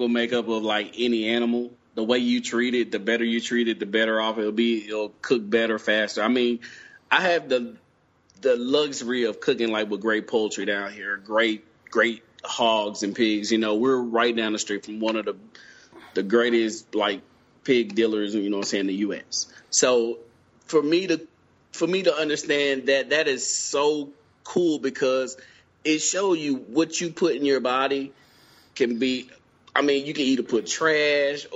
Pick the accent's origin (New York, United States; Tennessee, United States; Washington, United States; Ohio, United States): Tennessee, United States; Brownsville; the way I grew up in West Tennessee, Brownsville to be exact, we was taught to cook over fire